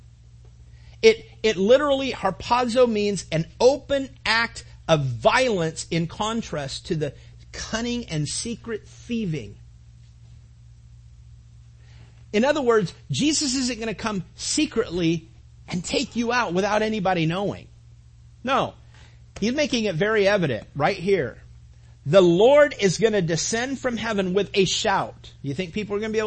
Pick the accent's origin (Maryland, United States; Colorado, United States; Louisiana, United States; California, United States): California, United States; Mentone; I grew up in Mentone, California